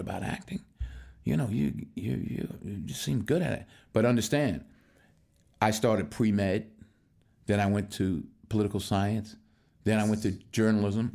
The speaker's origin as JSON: {"language": "English", "town": "Mount Vernon", "region": "New York", "country": "United States", "tie": "born or raised there", "moved": "yes", "said": "I'm born and raised in Mount Vernon, New York"}